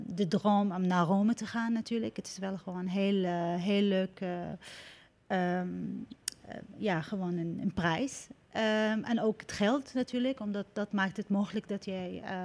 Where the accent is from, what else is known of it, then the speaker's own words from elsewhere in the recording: Syria; now in Netherlands; het land waar ik geboren ben